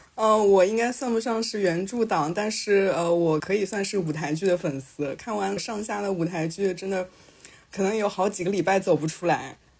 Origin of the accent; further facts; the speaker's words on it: Shanghai, China; 我们上海人